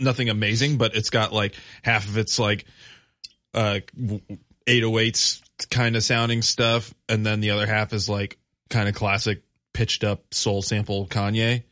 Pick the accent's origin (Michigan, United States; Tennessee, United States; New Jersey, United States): Michigan, United States; Grand Rapids; moved away; I grew up in Grand Rapids. My family still lives there.